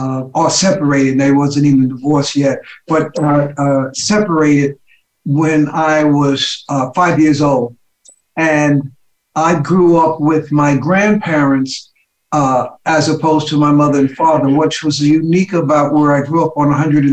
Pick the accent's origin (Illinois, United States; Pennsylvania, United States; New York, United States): New York, United States; New York City; I grew up in Harlem, attended school. So I lived on 132nd Street between Fifth Avenue and now it's called Malcolm X Boulevard. I lived at 10 West. That building doesn't exist any longer.